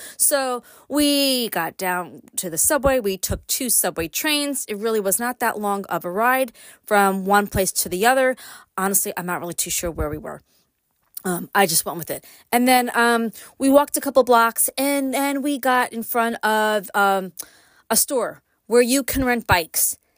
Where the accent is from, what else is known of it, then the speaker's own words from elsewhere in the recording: New York City, New York, United States; moved away as an adult; now in Upstate New York, United States; Born and raised in Brooklyn. Like, quite literally born and raised in Brooklyn. Moved to upstate after I got married